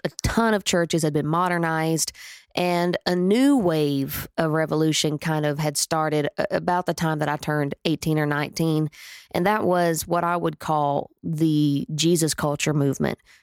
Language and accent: English; Atoka, Oklahoma, United States; I was born in Atoka, Oklahoma